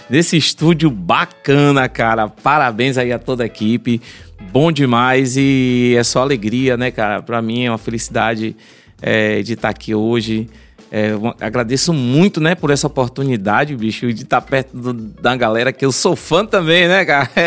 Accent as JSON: {"language": "Portuguese", "town": "Salvador", "region": "Bahia", "country": "Brazil", "said": "Não, sou de Salvador."}